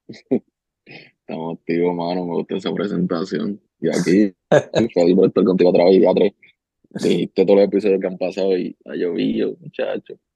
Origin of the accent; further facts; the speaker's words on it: Ponce, Puerto Rico; bajaba para donde mi ciudad natal